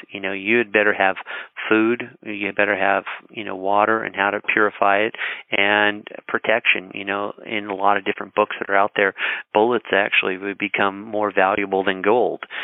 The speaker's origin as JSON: {"language": "English", "region": "Colorado", "country": "United States", "tie": "born or raised there", "said": "I grew up in Colorado"}